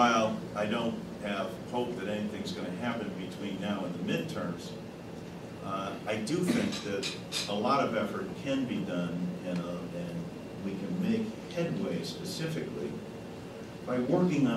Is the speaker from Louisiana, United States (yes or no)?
no; East Hartford, Connecticut, United States; my hometown of East Hartford